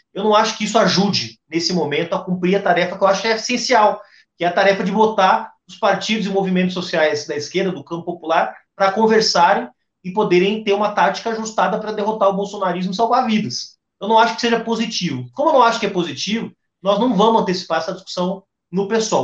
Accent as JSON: {"language": "Portuguese", "region": "Rio Grande do Sul", "country": "Brazil", "said": "como bom gaúcho"}